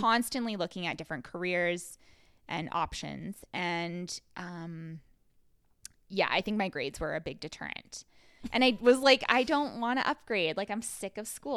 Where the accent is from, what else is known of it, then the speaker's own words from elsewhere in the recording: Rocky Mountain House, Alberta, Canada; now in Calgary, Canada; I'm also from Rocky Mountain House, and I, but I was born in Calgary.